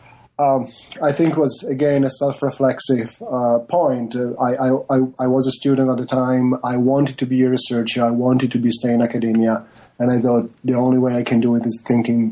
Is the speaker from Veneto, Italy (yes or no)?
yes; Venice, Veneto, Italy; moved away; I come from Venice, Italy